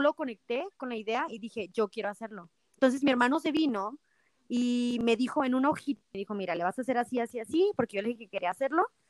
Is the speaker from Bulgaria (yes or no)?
no; Nochistlán, Zacatecas, Mexico; also born or lived in Guadalajara / United States; now in Aguascalientes, Mexico; Yo soy de Nochistlán, Zacatecas